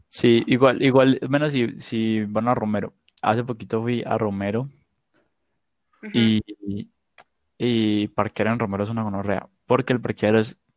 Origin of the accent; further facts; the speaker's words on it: Spain; No porque soy española.